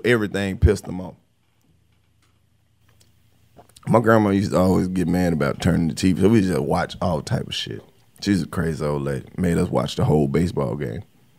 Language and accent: English; the South, United States; Now, see, I'm from the South where I said racism was prevalent.